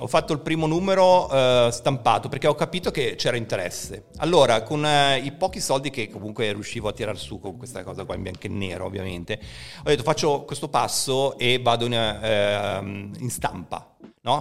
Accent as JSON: {"language": "Italian", "town": "Genoa", "region": "Liguria", "country": "Italy", "tie": "born or raised there", "said": "io all'epoca non abitavo neanche proprio in città a Genova, ma i miei si erano trasferiti in collina"}